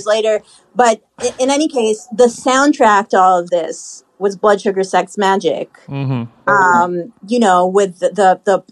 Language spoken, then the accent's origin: English; Haifa, Haifa District, Israel; born or raised there; moved away